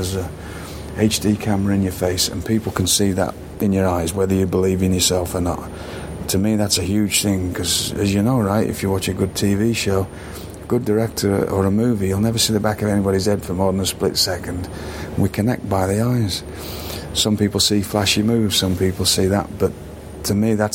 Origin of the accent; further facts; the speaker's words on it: United Kingdom; moved away; I didn't take myself seriously, which is a quality of being British